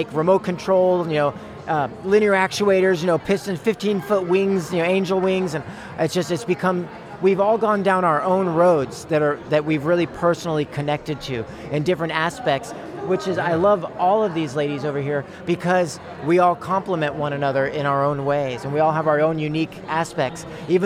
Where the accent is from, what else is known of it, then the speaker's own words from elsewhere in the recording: Bay Area, Marin, California, United States; moved away as an adult; also born or lived in San Francisco; now in Fairfield, United States; I was born and raised in the Bay Area, Northern Bay Area, or Marin, some in San Francisco